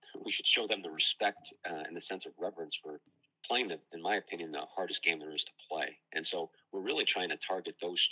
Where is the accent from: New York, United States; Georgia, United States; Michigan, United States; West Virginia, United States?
New York, United States; I'm a New Yorker